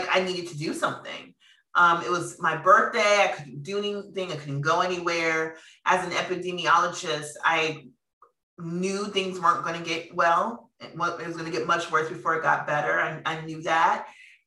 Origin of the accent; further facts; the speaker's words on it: Minneapolis, Minnesota, United States; moved away; I'm from Minneapolis